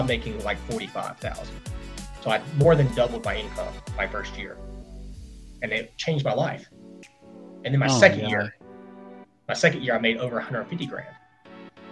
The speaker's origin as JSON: {"language": "English", "town": "Hiram", "region": "Georgia", "country": "United States", "tie": "born or raised there", "also_born_or_lived": "Kennesaw, Georgia", "said": "I was raised in Hiram, Georgia, which is a little bit further to the northwest of Atlanta."}